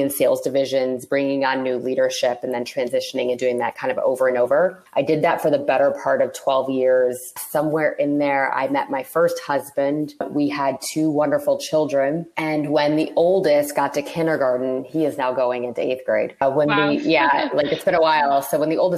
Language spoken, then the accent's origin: English; Toledo, Ohio, United States; moved away as an adult; also born or lived in Cincinnati, Ohio; I'm originally from Toledo, Ohio